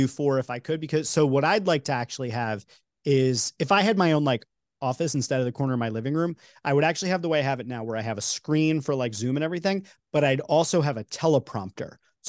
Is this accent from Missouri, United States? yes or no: no; New York, United States; I'm from New York, so you know that's like a big one for me.